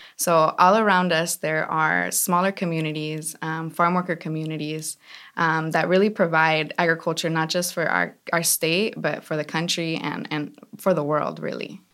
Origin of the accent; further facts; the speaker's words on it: California, United States; I grew up in the valley.